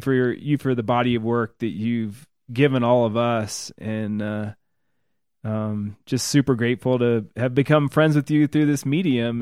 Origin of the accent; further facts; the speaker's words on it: Illinois, United States; I'm from Illinois